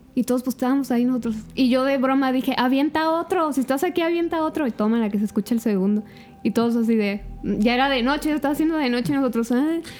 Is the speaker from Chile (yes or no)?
no; Zamora, Michoacán, Mexico; yo soy de aquí de Zamora